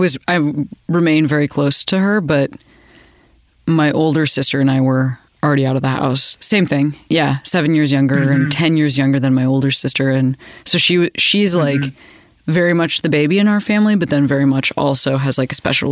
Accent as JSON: {"language": "English", "area": "outside Chicago", "region": "Illinois", "country": "United States", "tie": "born or raised there", "said": "I grew up outside Chicago"}